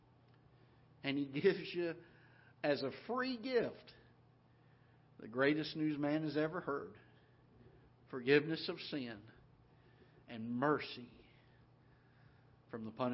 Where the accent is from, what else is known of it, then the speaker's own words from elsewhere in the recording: Florida, United States; now in Missouri, United States; I grew up in Florida